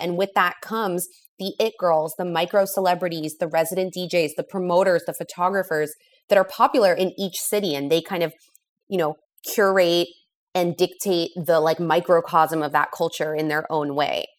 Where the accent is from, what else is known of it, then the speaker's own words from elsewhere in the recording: Los Angeles, California, United States; moved away as an adult; also born or lived in San Francisco / New York; So I am from Los Angeles. That's where I was born and raised.